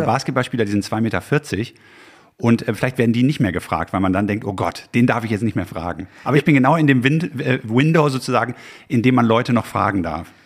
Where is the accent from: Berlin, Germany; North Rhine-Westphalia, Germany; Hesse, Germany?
North Rhine-Westphalia, Germany; Haltern am See; ich komme aus Haltern am See westfälisch, ja, bodenständig